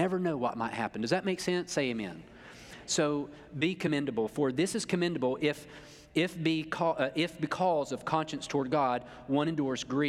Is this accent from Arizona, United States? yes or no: no; North Carolina, United States; I am from North Carolina, and I went there